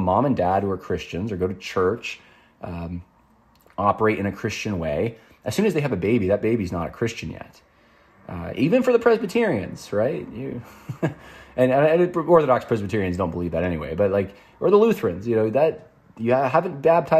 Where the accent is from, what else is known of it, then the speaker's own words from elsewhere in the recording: New York, United States; I grew up in New York primarily, but I would go down south almost every year to Mississippi for family reunions